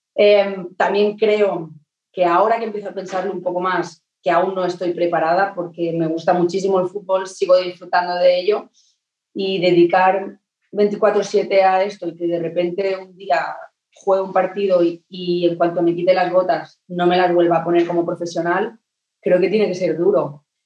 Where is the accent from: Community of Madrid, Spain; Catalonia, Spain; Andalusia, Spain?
Catalonia, Spain; Terrassa; moved away as an adult; now in Manchester, United Kingdom; de aquí de, mi tierra